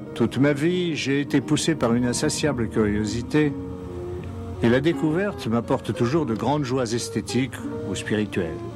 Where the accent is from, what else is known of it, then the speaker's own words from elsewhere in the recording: Troyes, Grand Est, France; moved away; also born or lived in Paris; je suis née à Paris et j'ai grandi en Champagne à Troyes